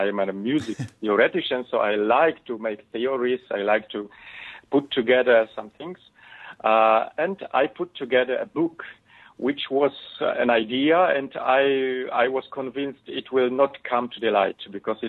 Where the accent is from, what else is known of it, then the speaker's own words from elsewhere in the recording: Poland; English is a second language; And I was born in Poland. I was grown up here